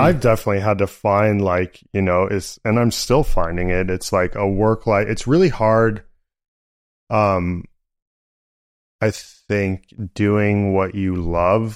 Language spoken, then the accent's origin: English; San Francisco, California, United States; I grew up in San Francisco